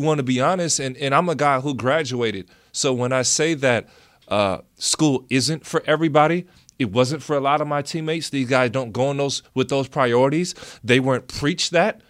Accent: United States; being American

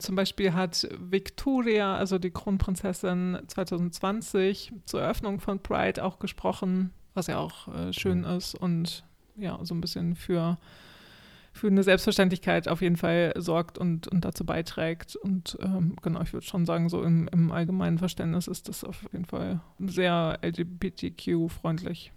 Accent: Germany; now in Sweden

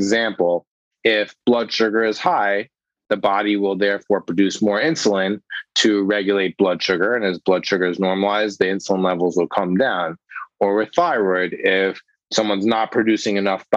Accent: Los Angeles, California, United States; moved away as an adult; now in New York, United States; I grew up in Los Angeles, but did all my medical training here in New York

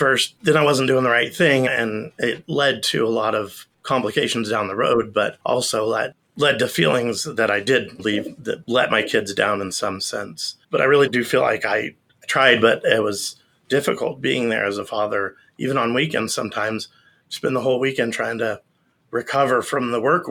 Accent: Idaho, United States; I'm from Idaho

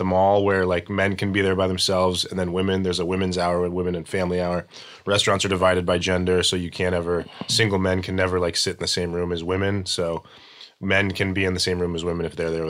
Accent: Arizona, United States; also born or lived in Saudi Arabia / Greece / Ohio; I was born in Arizona, and then my family moved overseas to Saudi Arabia and Greece when I was a kid. For about 5 or 6 years, and we moved back to Arizona when I was about 6.

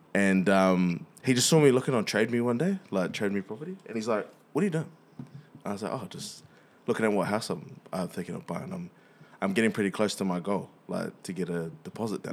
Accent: Wellington, New Zealand; we grow in Wellys

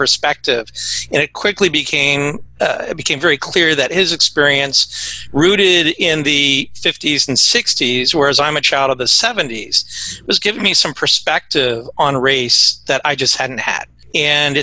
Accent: Ohio, United States; moved away as an adult; now in Tallahassee, United States; I'm from Ohio. I moved to Tallahassee in 2011

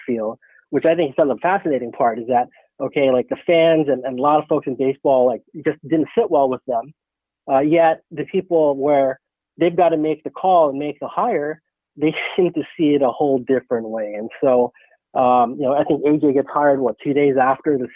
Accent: Pinole, California, United States; moved away as an adult; also born or lived in Nevada; now in New York, United States; I grew up in Pinole. So I went to Pinole Valley High School

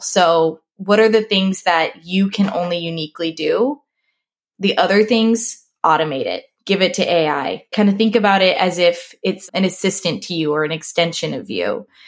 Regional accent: Nebraska, United States; moved away as an adult; also born or lived in Sioux Falls, South Dakota / Denver; I grew up here in Nebraska

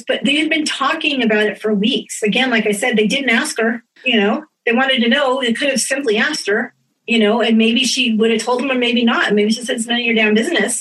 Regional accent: California, United States; we're Californian

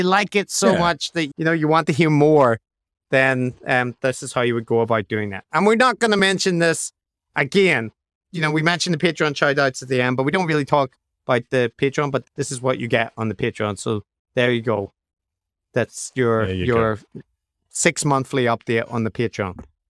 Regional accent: Northern Ireland, United Kingdom; accent: Northern Irish; I used to have a Northern Irish accent, but it's kind of created very hard for people to detect

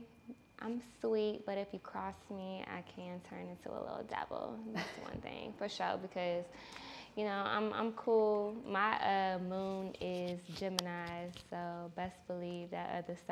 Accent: Atlanta, Georgia, United States; I grew up in the SWAT, so Southwest Atlanta, okay. off of MLK

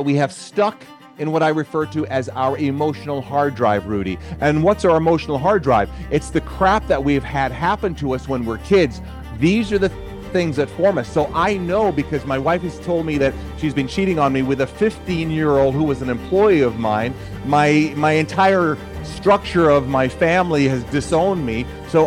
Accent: Jamaica; moved away; also born or lived in Central Florida; I'm also originally from Jamaica

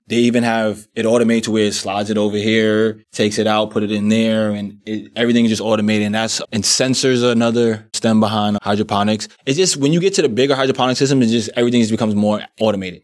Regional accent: New York City, New York, United States; I'm actually from Brooklyn, New York, and, um, born and raised, still live there

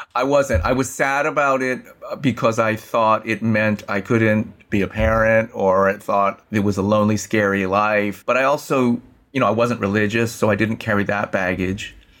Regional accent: San Francisco, California, United States; I was born and raised in San Francisco, went to Abraham Lincoln High School in the Sunset District of San Francisco

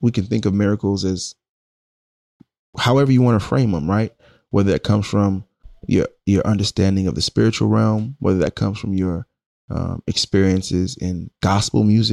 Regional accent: New York City, New York, United States; moved away as an adult; now in Oakland, United States; I'm Brooklyn born

